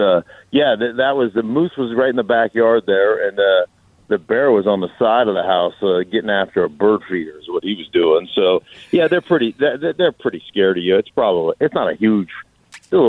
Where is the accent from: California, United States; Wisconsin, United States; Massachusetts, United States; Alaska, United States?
Alaska, United States; Anchorage; moved away; I'm up in Anchorage, Alaska, just up on the hillside right now, and enjoying, spending a little time at my childhood home